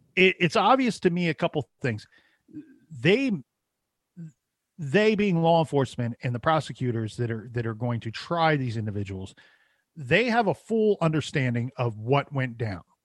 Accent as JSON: {"language": "English", "region": "Ohio", "country": "United States", "said": "I'm from Ohio"}